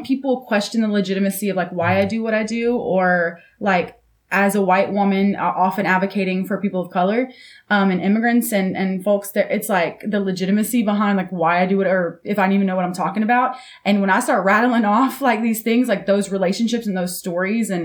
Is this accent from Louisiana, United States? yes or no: yes; South Louisiana, United States; I'm from South Louisiana, and so I got a little bit of Cajun